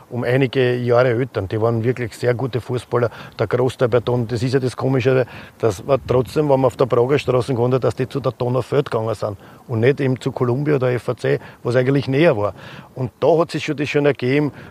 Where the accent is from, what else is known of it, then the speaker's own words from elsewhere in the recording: Vienna, Austria; Und der Andi kommt aus Strebersdorf und ich komme aus Jedler See.